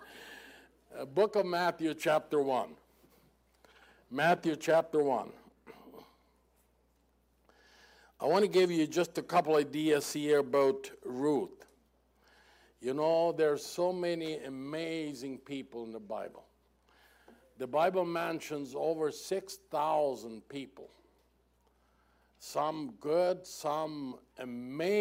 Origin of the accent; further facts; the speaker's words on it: Mexico; first language German; English is a second language; Even though I was born in Mexico, I was born in a German language and culture, so that's the reason for my strange accent